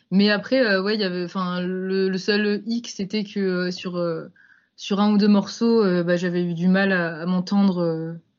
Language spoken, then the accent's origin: French; Lyon, Auvergne-Rhône-Alpes, France; also born or lived in Grenoble; Je suis de Lyon, moi. Lyon, Grenoble